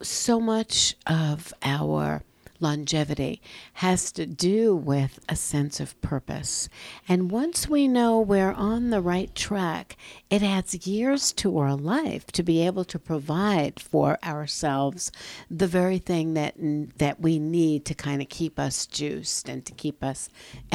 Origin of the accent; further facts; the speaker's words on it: New York, United States; growing up in New York, there were a multitude of Italian